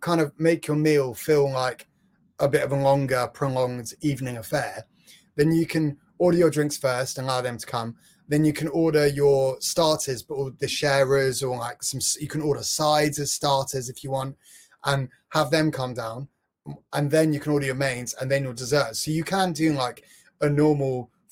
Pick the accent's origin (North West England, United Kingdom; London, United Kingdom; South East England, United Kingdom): London, United Kingdom; I'm from London